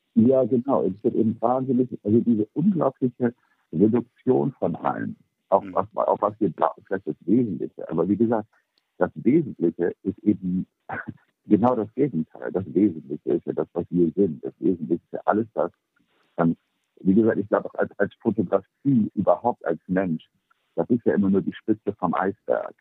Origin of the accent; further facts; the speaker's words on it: Bremen, Germany; moved away as an adult; also born or lived in New York / Paris; ich bin geboren in Bremen, bin aber mit 18 dann nach New York und bin seitdem ähm, relativ wenig in Deutschland